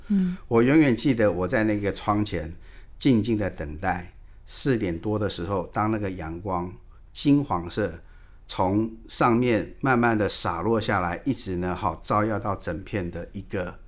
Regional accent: Taiwan; 我们台湾话

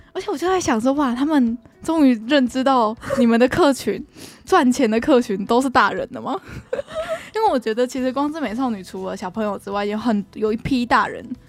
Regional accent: Taiwan; 我们台湾人

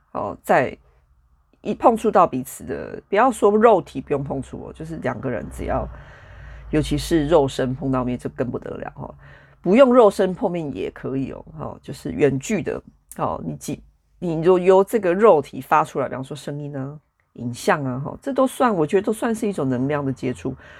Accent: Taichung, Taiwan; moved away as an adult; now in United Kingdom; 台湾就是我这个，这一世，这个生命，我出生的地方，以及在那里住了三十几年的地方

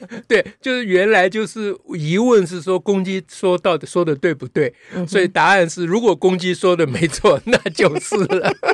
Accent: Taiwan; 这都怪国民党小时候不准我讲台语

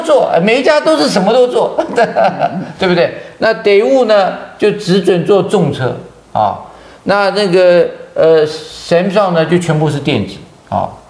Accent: Taiwan; 我们台湾人

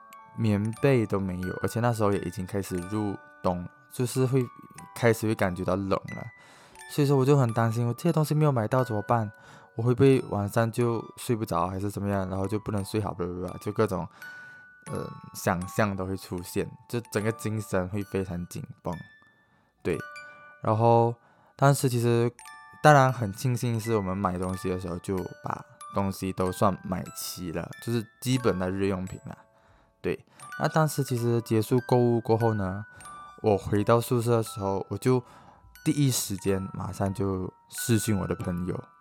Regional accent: Malaysia; moved away as an adult; now in Taiwan; 主要是因为那个时候我从马来西亚来到台湾，就是直接。

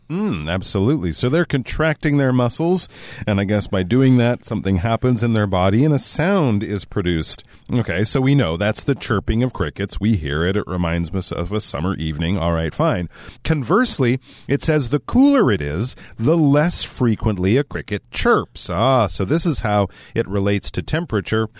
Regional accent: Canada; I'm Canadian

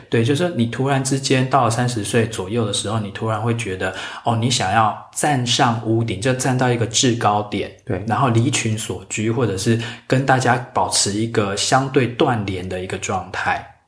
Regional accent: Taiwan; 我们台湾人

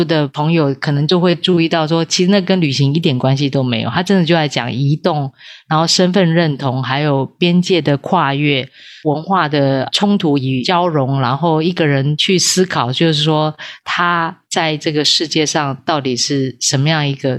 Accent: Taipei, Taiwan; 没有，对对，对，对，对，我是台北人。

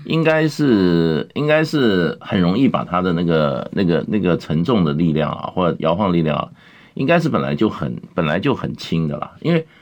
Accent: Taiwan; 我们在台湾从小长大对地震啊，经历，嗯，我们也算是身经百战

